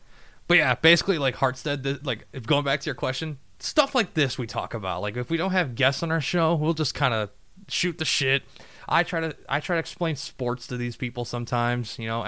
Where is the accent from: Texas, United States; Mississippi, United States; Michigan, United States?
Michigan, United States; southeast; because we're all from Michigan, you know, southeast